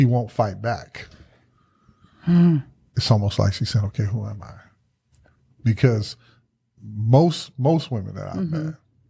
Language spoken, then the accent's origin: English; the South, United States; And I said, Mama, because being born and raised in the South, it'll mess with you.